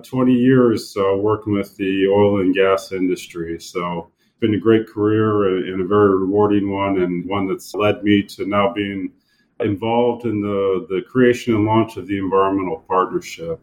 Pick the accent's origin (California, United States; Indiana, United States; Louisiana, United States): Indiana, United States; I'm born and raised in Indiana, so I'm a Hoosier